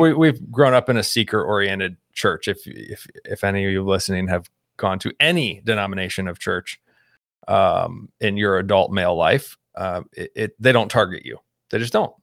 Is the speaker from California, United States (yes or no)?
no; Houston, Texas, United States; moved away as an adult; also born or lived in Baltimore, Maryland; now in Midwest, United States; I grew up in Houston, suburb, though, not Ranch Hand Cowboy